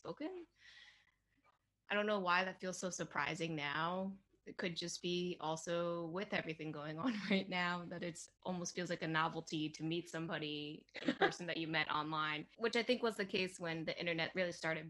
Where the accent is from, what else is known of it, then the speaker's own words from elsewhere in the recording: Maryland, United States; I actually grew up in Maryland, which I know I've mentioned before, but I grew up near the Capitol